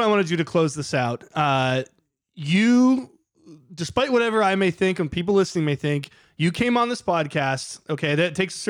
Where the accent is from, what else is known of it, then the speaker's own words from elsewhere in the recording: New York, United States; now in North Carolina, United States; I'm from New York, but I live here now.